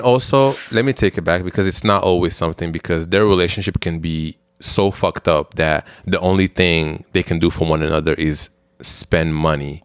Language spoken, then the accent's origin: English; Belgium; now in United States; growing up in Belgium